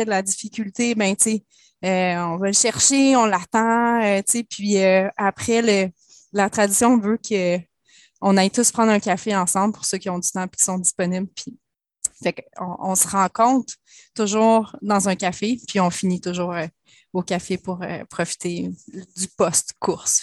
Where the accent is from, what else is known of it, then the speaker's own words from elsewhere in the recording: Laurentides, Quebec, Canada; Je viens des Laurentides, donc c'était beaucoup le ski